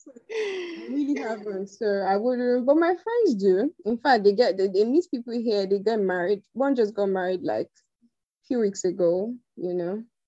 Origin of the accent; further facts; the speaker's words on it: Benin City, Edo, Nigeria; moved away as an adult; also born or lived in Delta State; now in Abuja, Nigeria; schooled uh, in Delta, but I was born and raised in Benin.